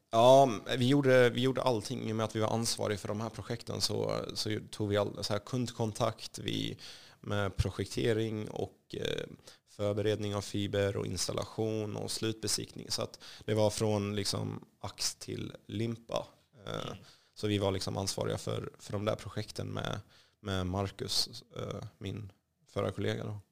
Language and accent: Swedish; Kallinge, Blekinge, Sweden; Swedish is a second language; moved away as an adult; also born or lived in Rosengård, Malmö; now in Stockholm, Sweden; Kallinge och eh, Blekinge är faktiskt i mitt hjärta. Det är där jag är uppvuxen